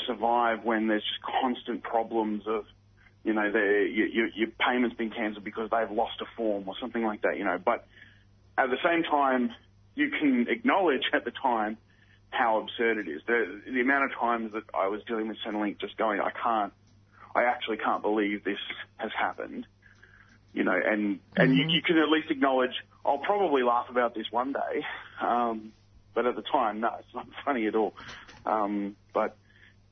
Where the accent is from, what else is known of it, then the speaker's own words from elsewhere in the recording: Ipswich, Queensland, Australia; I'm from Queensland, and Goodna is around where I grew up. I grew up in that area that I grew up in, the suburb next to it called Redbank